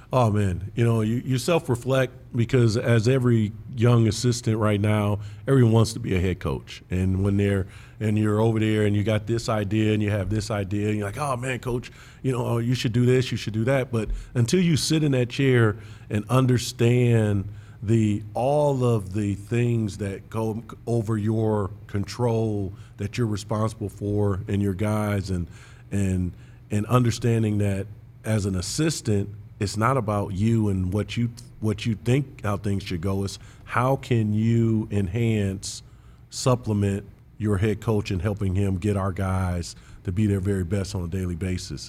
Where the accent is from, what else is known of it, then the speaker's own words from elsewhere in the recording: Big Ten country, Midwest, United States; I grew up in Big Ten country